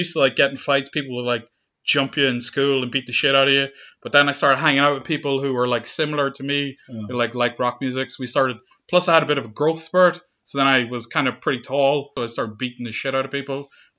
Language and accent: English; Monaghan, Ulster, Ireland; growing up in Monaghan, like, very rural, agricultural place